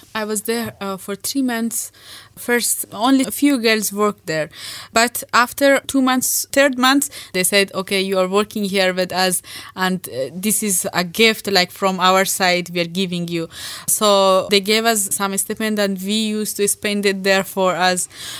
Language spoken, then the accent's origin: English; India; When I came from India, I said, okay, you do your master, I will work and support you when you come back.